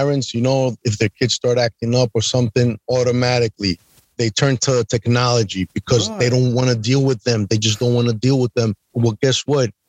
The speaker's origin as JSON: {"language": "English", "region": "New York", "country": "United States", "said": "I'm from New York"}